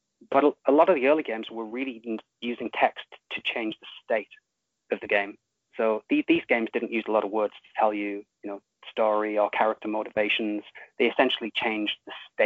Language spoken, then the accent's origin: English; United Kingdom; I'm British